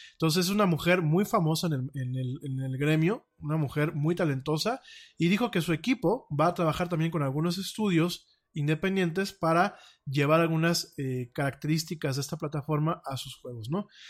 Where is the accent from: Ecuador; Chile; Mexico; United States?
Mexico; como mexicano